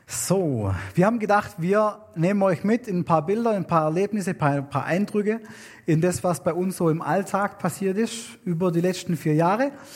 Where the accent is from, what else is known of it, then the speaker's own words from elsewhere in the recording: Germany; moved away as an adult; now in Wewak, Papua New Guinea; wir als Deutsche